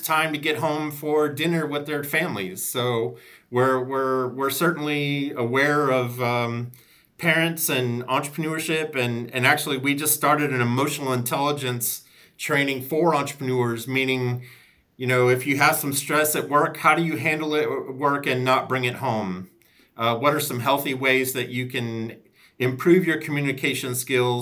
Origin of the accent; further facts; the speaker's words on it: Chicago, Illinois, United States; also born or lived in Wilmington, North Carolina; now in Raleigh, United States; I'm an Irish kid from Chicago